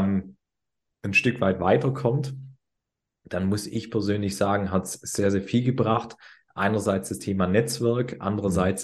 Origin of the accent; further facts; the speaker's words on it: Swabia, Germany; wir kommen aus dem Schwabenland